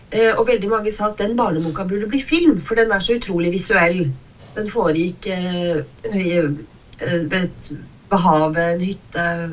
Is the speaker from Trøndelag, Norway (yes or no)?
no; Kongsvinger, Innlandet, Norway; jeg har vokst opp på Kongsvinger